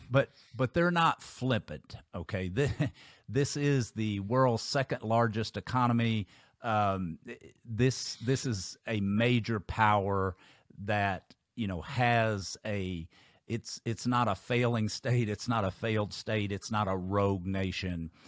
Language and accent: English; Kentucky, United States; my home state of Kentucky